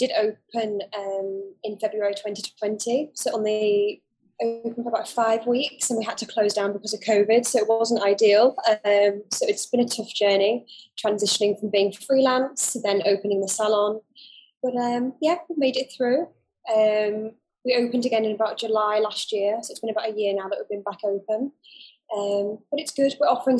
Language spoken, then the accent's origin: English; Dubai, United Arab Emirates; also born or lived in United Kingdom; So I actually grew up in the Middle East. I grew up in Dubai. So I've been here for a long time.